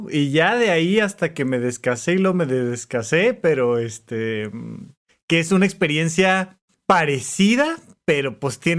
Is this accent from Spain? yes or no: no; Toluca, State of Mexico, Mexico; now in Mexico City, Mexico; Pero llegué de Toluca a la Ciudad de México y la idea era vivir ahí cerquita de la universidad, ¿no?